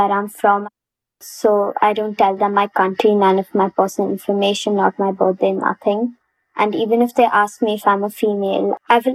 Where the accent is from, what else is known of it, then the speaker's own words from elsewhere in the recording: India; I actually received a lot of racism for being Indian and a designer.